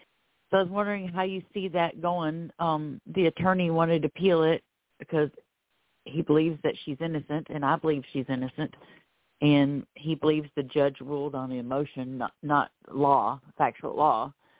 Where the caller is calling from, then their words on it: Florida, United States; I'm calling in from Florida.